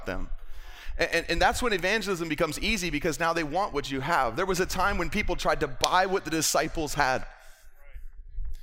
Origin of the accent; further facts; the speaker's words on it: West Palm Beach, Florida, United States; moved away as an adult; I grew up in South Florida. I'm from West Palm Beach, Florida. I lived there for the first 20 years of my life.